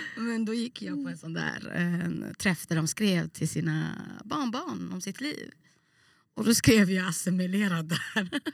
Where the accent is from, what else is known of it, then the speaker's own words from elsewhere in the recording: Gothenburg, Västra Götaland, Sweden; moved away as an adult; also born or lived in Trollhättan; now in Umeå, Sweden; Jag växte upp i Bergsjön